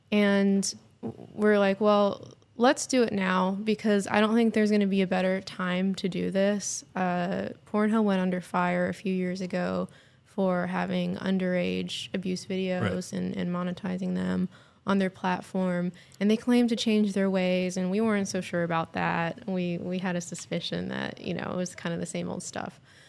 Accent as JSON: {"language": "English", "town": "Hollywood", "region": "California", "country": "United States", "tie": "born or raised there", "said": "I grew up working in Hollywood as an actress, trained as an actor out there"}